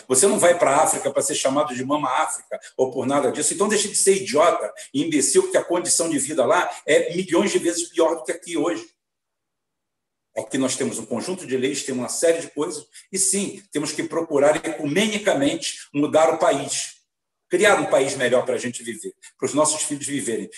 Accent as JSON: {"language": "Portuguese", "region": "Rio de Janeiro", "country": "Brazil", "tie": "born or raised there", "said": "Sou espanhol, sou galego, sou 100% branco, porque é uma característica minha, como poderia ser 100% negro, ou 50% ou isso, mas nasci aqui"}